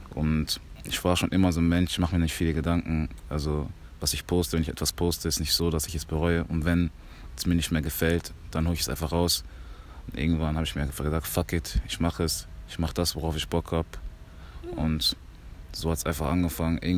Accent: Germany; born there; Also ich bin Kongolese, hundertprozentiger. Ähm, ich bin aber in Deutschland geboren. Im Kongo war ich aber noch nicht

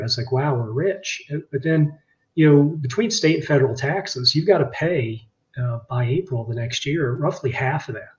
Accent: Virginia, United States; moved away as an adult; also born or lived in Boston, Massachusetts; I grew up in Virginia

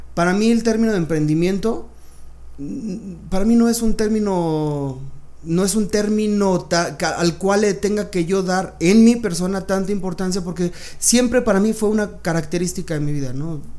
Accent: Mexico City, Mexico; Yo nací aquí en la Ciudad de México. Soy este. No, yo soy chilango

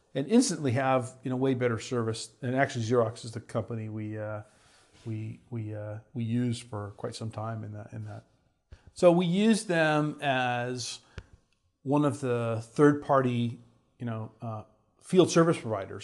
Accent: Houston, Texas, United States; I grew up in Houston, Texas

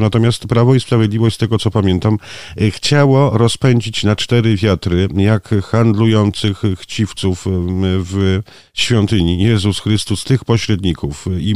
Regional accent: a village in the Zamość area, Lublin Voivodeship, Poland; ja też pochodzę z pięknej zamojskiej wsi

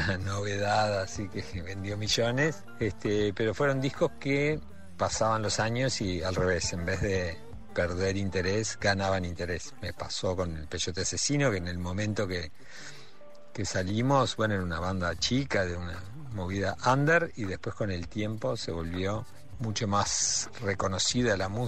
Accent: Mexico; also born or lived in Montevideo, Uruguay; Nos fuimos a México, yo me crié en México y un poco en ese ambiente de la cultura de los uruguayos exiliados.

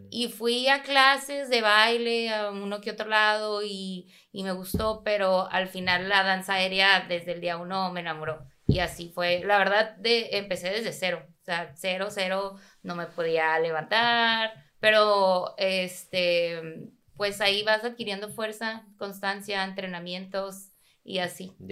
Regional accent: Tijuana, Baja California, Mexico; soy de Tijuana.

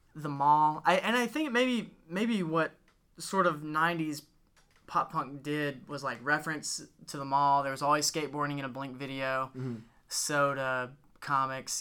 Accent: Gadsden, Alabama, United States; we're from Gadsden

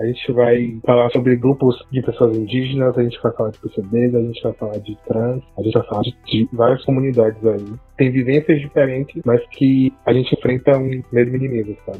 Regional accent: Bahia, Brazil; sou baiano

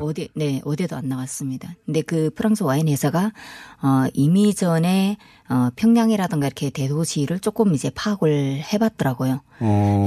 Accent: Ryanggang, North Korea; now in South Korea; 제가 이제 양강도에서 살았었는데요

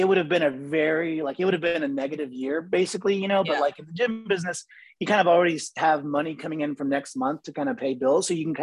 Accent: Ohio, United States; moved away as an adult; also born or lived in Boca Raton, Florida / Hawaii; now in Orlando, United States; No, I grew up in Ohio. I moved to Florida for college. I went to FAU down in Boca. Okay. And I was there for 5 years and then I moved to Hawaii for a year and then I moved back here to Orlando in 2000.

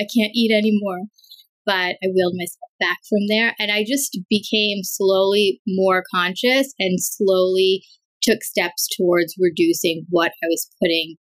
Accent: New York, United States; also born or lived in Chicago; I was raised in New York

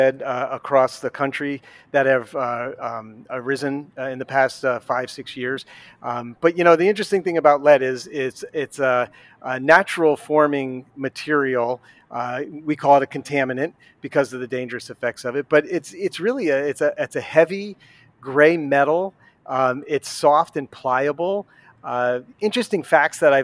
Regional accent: Connecticut, United States; moved away as an adult; also born or lived in Pennsylvania / Kentucky; I've been born and raised in Connecticut, but I've lived in Pennsylvania and Kentucky, of all places, as well

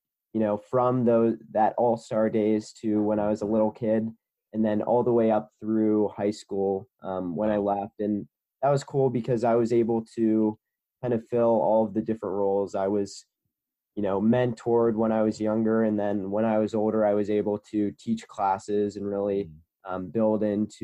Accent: Cincinnati, Ohio, United States; I'm from Cincinnati, Ohio

